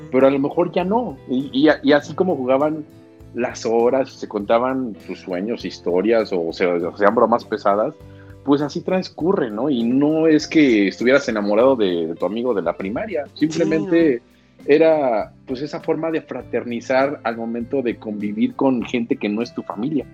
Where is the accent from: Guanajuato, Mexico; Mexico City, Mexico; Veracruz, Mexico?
Guanajuato, Mexico; a town in; mi pueblo guanajuatense, en el que crecí de setenta mil habitantes